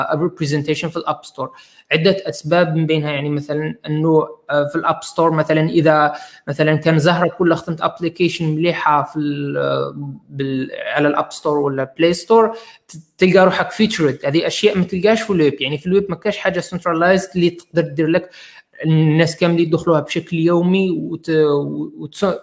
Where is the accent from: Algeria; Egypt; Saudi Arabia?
Algeria; احنا عندنا في الجزائر